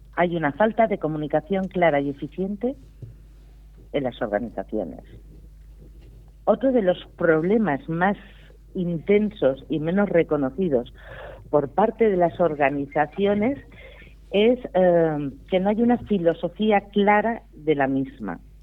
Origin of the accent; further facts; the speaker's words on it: Priorat, Catalonia, Spain; un maravilloso vino de mi tierra